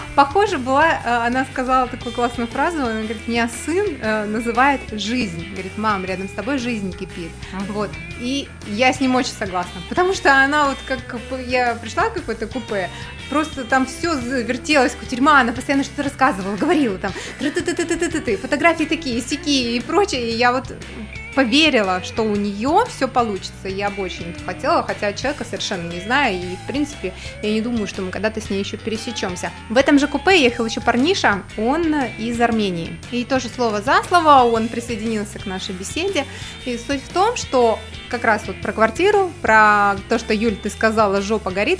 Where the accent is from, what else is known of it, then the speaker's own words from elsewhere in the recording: Kostroma, Kostroma Oblast, Russia; я из Костромы